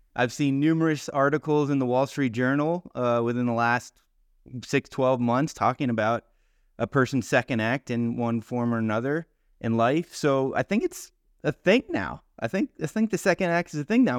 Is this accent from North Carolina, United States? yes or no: no; South Florida, United States; I grew up in South Florida as well